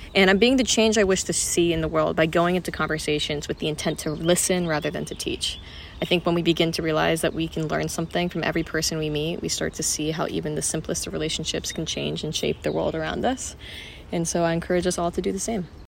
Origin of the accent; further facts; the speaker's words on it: Qatar; moved away as an adult; also born or lived in Malaysia; now in London, United Kingdom; I am Malaysian, but I grew up in Qatar and am now living in London for university.